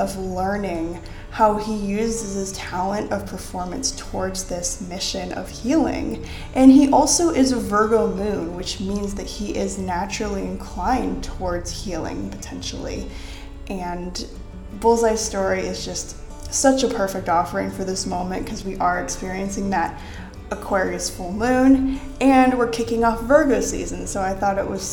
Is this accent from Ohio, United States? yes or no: yes; Ohio, United States; I am also from Ohio.